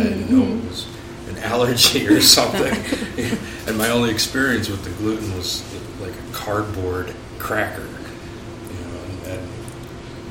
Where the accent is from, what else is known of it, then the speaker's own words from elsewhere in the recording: Chicago, Illinois, United States; I am from Chicago